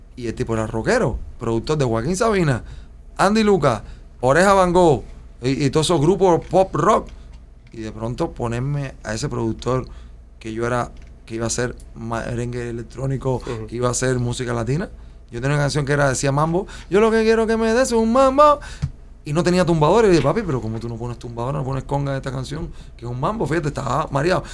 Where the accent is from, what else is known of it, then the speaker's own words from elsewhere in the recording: Cuba; moved away as an adult; also born or lived in Spain; now in Miami, United States; como somos los cubanos